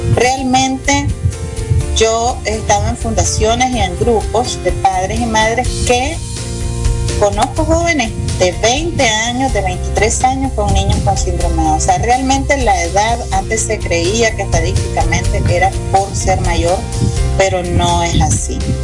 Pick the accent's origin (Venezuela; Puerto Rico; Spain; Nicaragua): Nicaragua; Soy una mujer nicaragüense apasionada